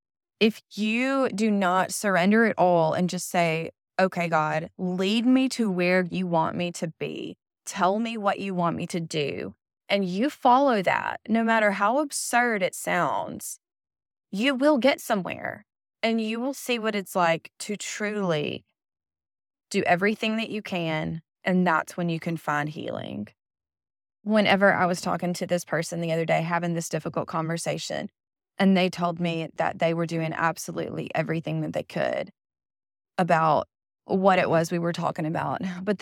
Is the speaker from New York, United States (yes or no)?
no; Mississippi, United States; And I come from Mississippi. I have been in Mississippi my entire life, born, raised, and will most likely die here.